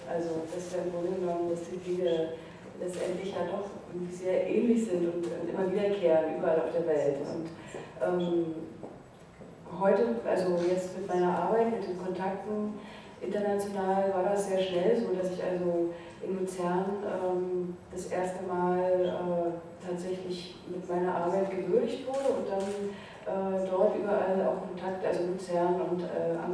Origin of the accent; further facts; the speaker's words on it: East Germany, Germany; Ich bin ja in der DDR groß geworden und da war auf jeden Fall die Sehnsucht nach draußen war sehr groß.